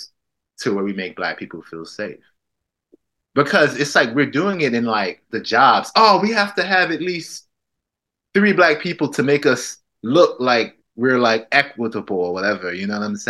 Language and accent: English; United States; now in Manchester, United Kingdom; I'm Black American